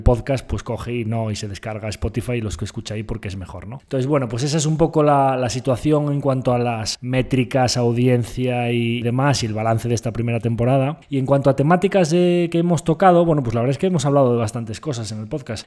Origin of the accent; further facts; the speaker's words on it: Galicia, Spain; vamos a hablar como buen gallego